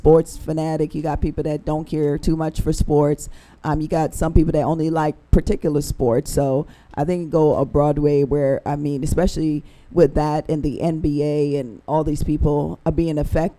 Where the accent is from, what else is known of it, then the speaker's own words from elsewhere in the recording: Jamaica; moved away; we grew up in Jamaica